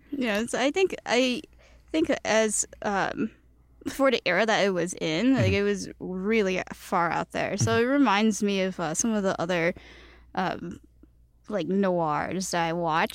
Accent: Chicago, Illinois, United States; first language Cantonese; English is a second language; I was born in Chicago

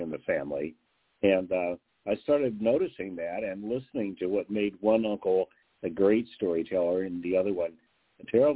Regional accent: Midwest, United States; moved away; also born or lived in the South / East Coast / West Coast; I'm born in the South, raised in the Midwest, studied on the East Coast, lived on the West Coast

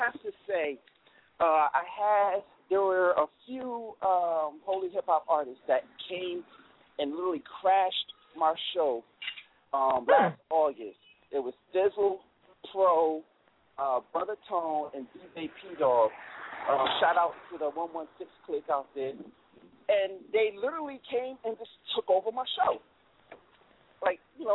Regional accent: Connecticut, United States; I'm a kid from Connecticut that everybody used to make fun

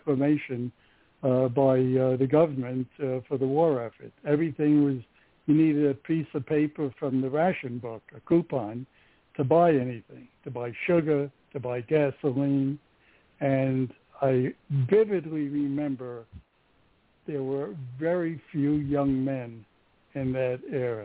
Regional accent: New York City, New York, United States; moved away as an adult; now in Los Angeles, United States; I was born in May of 1937 in Coney Island. I was born on West 29th Street. And eventually, a few years later, we moved to West 23rd, right across from the Mermaid Theater.

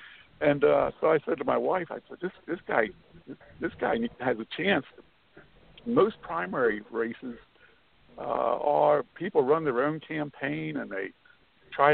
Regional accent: Lancaster County, Pennsylvania, United States; moved away as an adult; also born or lived in New York; now in South Carolina, United States; I was actually born and raised in Lancaster County, Pennsylvania, amongst the Amish, very conservative area and all.

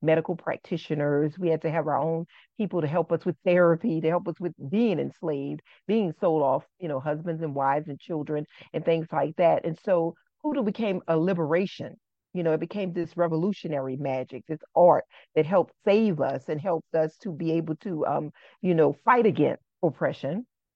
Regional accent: New Orleans, Louisiana, United States; growing up in New Orleans, on both sides of my family

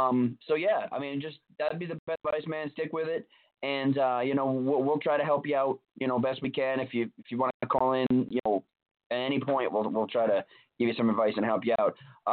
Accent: New York, United States; being a New Yorker myself

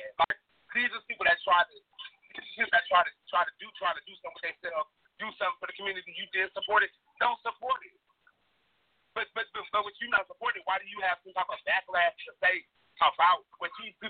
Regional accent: Midwest, United States; I'm from the Midwest.

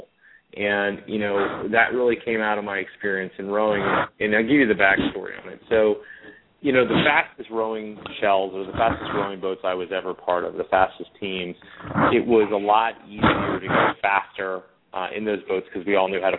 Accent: Cincinnati, Ohio, United States; also born or lived in Boston; Born and raised in Cincinnati, Ohio

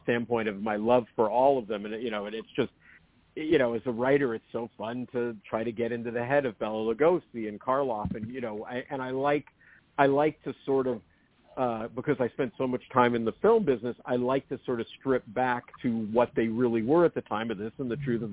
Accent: San Francisco Bay Area, California, United States; I grew up in the San Francisco Bay Area

